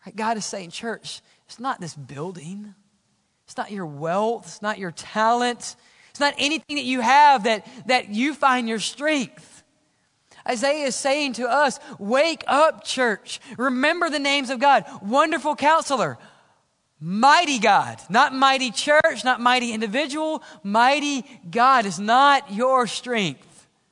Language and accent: English; Mississippi, United States; Where I grew up in Mississippi